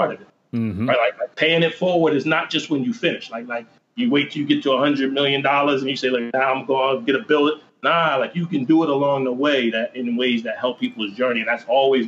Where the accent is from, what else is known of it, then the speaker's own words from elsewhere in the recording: New Jersey, United States; where we grew up in Central Jersey